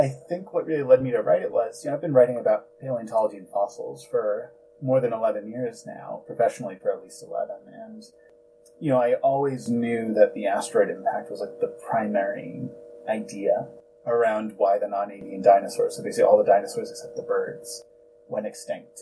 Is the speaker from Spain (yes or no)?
no; New Jersey, United States; Growing up in New Jersey